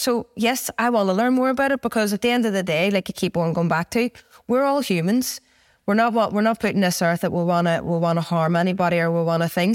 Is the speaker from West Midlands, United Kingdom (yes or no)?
no; Belfast, Northern Ireland, United Kingdom; I came from Twinbrook, um, we lived close to the Falls Road, I live in West Belfast